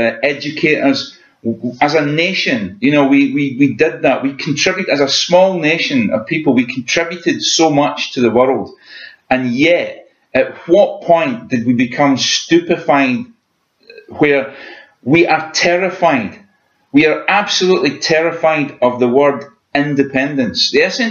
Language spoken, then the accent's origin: English; Scotland, United Kingdom